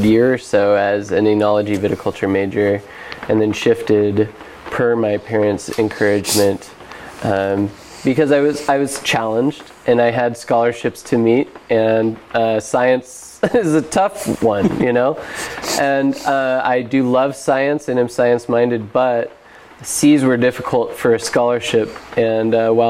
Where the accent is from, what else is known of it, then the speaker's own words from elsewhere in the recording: Elkton, Oregon, United States; I grew up in Elkton. Elkton is a very small town, rural community in Oregon.